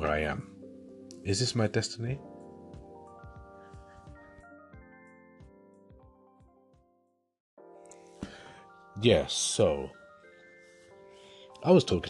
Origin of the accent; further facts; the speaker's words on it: London, United Kingdom; moved away as an adult; now in Leeds, United Kingdom; I grew up in London, so growing up and living in London for 25 years